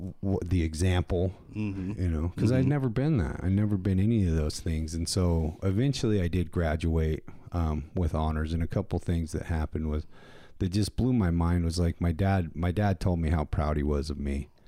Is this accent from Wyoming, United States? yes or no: yes; Wyoming, United States; Gillette, Wyoming and my hometown are all the way on opposite ends of the state.